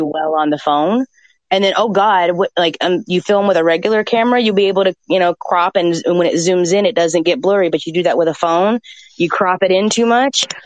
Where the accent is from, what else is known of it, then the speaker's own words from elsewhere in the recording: Atlanta, Georgia, United States; I grew up in Atlanta